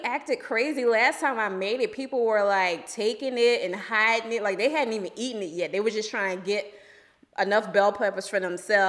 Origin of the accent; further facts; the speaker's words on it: New Orleans, Louisiana, United States; but I'm originally from New Orleans.